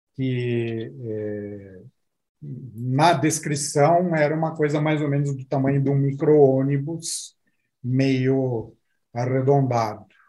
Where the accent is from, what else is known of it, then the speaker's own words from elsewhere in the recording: Brazil; somos brasileiros, essa é uma empresa do, do Brasil